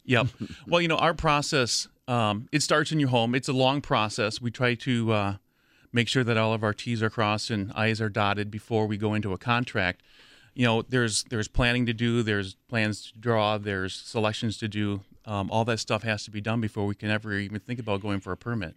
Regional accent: near Madison, Wisconsin, United States; also born or lived in Milwaukee, Wisconsin; I grew up near Madison.

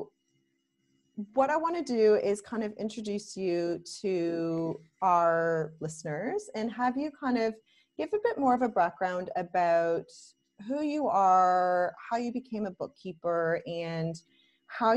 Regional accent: Canada; moved away as an adult; now in Australia; I'm passionate about being Canadian. I love the fact that I'm Canadian.

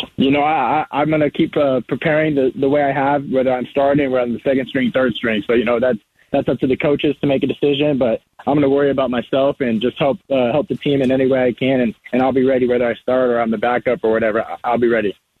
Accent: Marana, Arizona, United States; I'm from Marana, which is uh, in Tucson

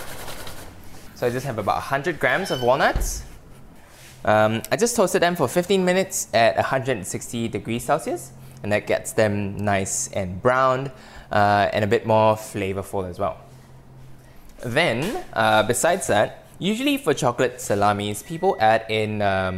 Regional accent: Malaysia; as a kid growing up in Malaysia.

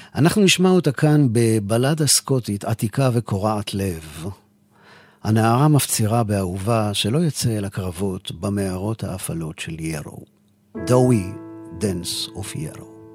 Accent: Israel; מישראל, כן, מישראל

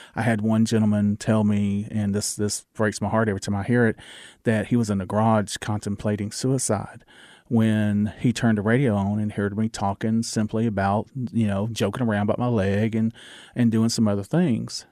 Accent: the South, United States; accent: Southern; my Southern accent

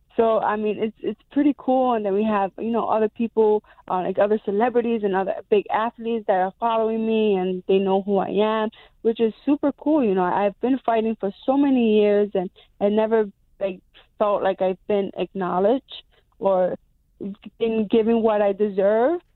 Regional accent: New York, United States; I'm a New Yorker

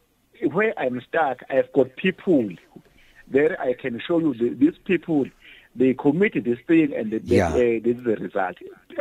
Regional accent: South Africa; I am a Zulu, I was born from Gwanongoma.

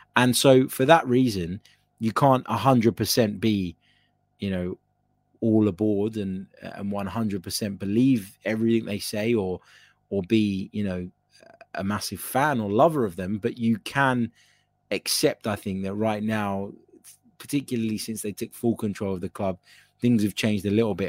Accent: Cyprus; I'm from Cyprus

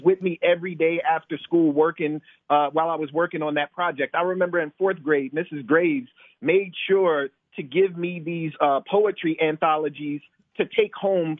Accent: Decatur, United States; now in Charlottesville, United States; growing up in Decatur

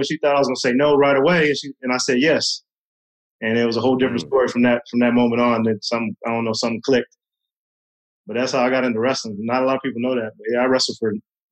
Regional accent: Dallas, Texas, United States; born or raised there; also born or lived in Parkersburg, West Virginia / Williamstown, West Virginia

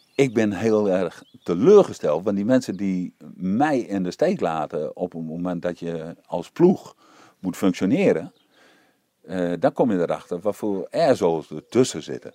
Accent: East Groningen, Netherlands; ik kom uit Oost-Groningen weinig werk

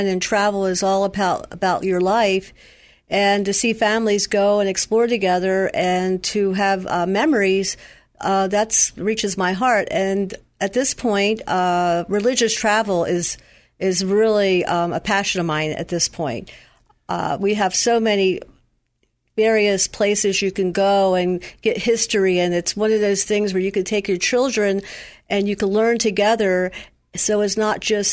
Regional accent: Baltimore, Maryland, United States; I was born and raised in the Baltimore area

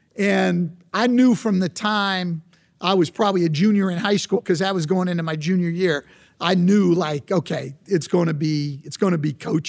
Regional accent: West Coast, United States; I grew up on the West Coast, they called it Superstars Camp.

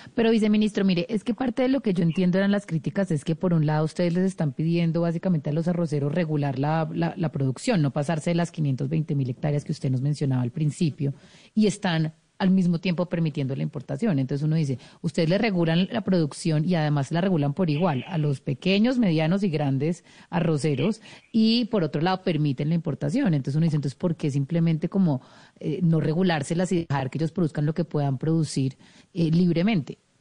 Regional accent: Colombia; nosotros como colombianos

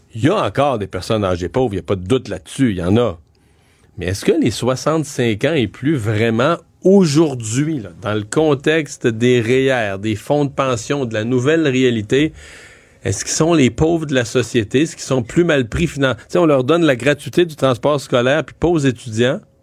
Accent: Rivière-du-Loup, Quebec, Canada; moi je suis de Rivière-du-Loup

